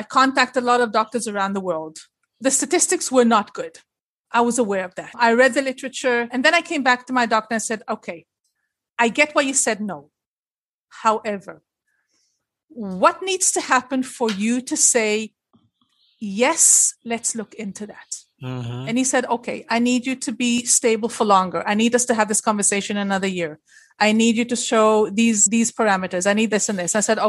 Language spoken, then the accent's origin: English; Liberia; now in Israel; And I was born in Israel, raised in Liberia, and then schlepped back to Israel. So I can say I'm an Israeli.